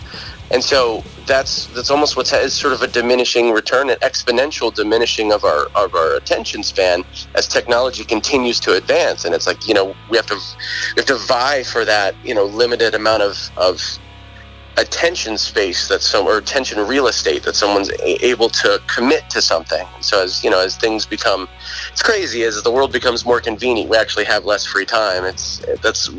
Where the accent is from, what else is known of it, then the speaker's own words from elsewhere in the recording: Southern Maryland, United States; when I grew up here, I grew up in Lesbia. I mean, I grew up in White Sands